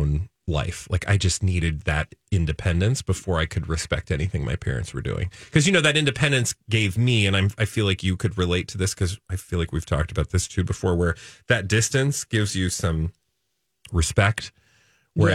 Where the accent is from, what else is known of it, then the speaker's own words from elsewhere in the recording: Midwest, United States; I grew up in the Midwest.